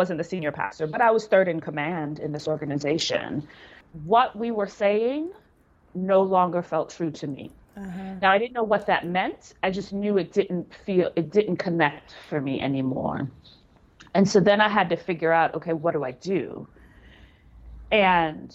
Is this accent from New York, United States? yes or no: yes; New York City, New York, United States; moved away; also born or lived in Jamaica / Canada; So I'm a city girl. I grew up in New York City. Like, the epitome of cities is where I grew up. Brooklyn, Manhattan, like all of those things